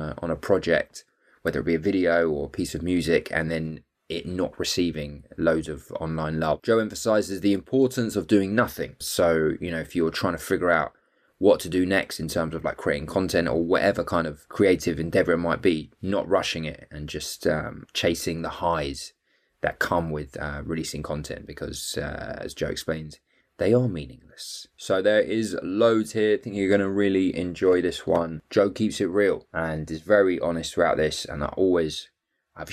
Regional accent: London, United Kingdom; being fellow Jews and growing up in the North London hood

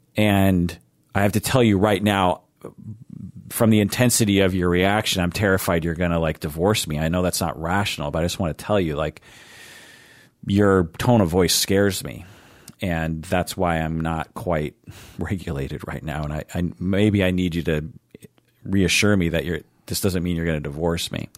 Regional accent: Seattle, Washington, United States; I grew up in Seattle.

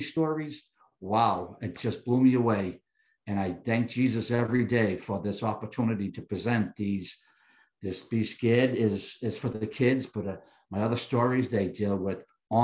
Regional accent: Boston, Massachusetts, United States; I grew up in South Boston, right on Boston Harbor's waterway

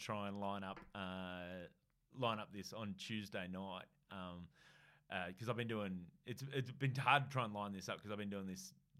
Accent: Australia

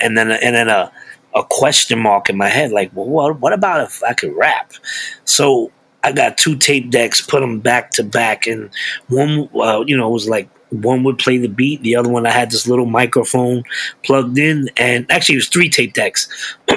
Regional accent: New York City, New York, United States; now in Pocono Mountains, United States; I grew up in East New York, Brooklyn, which was one of the roughest neighborhoods in Brooklyn

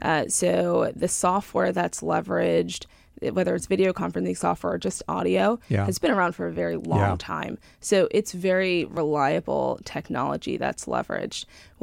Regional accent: Huntington, New York, United States; Long Island, New York. So from Huntington, Huntington Fire Station.

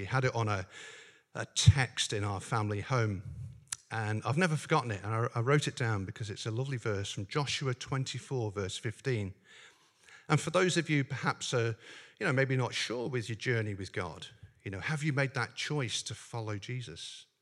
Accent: Northern Ireland, United Kingdom; I grew up in Northern Ireland.

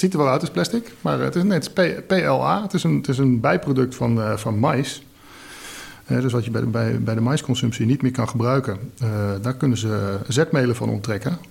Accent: Nijmegen, Gelderland, Netherlands; Ik kom uit Nijmegen

